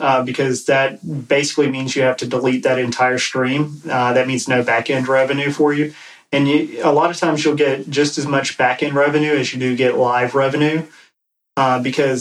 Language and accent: English; East Coast, United States; I'm from the East Coast